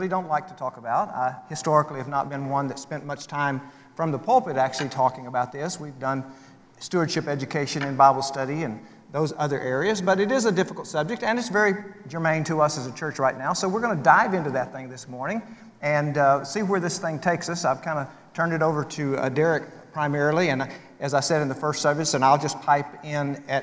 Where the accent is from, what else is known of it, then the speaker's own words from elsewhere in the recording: West Texas, United States; Since I'm from West Texas